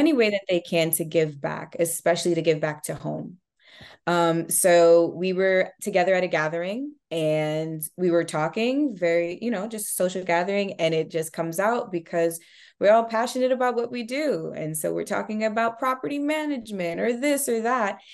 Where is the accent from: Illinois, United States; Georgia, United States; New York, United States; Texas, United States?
New York, United States; Rockland County; also born or lived in Brooklyn, New York / Miami, Florida / Haiti (family origin); So, I am from Rockland County, New York. I'm a Rockland County native.